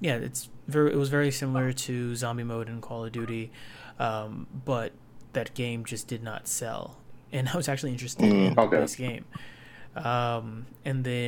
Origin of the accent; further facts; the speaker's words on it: United States; I was born in America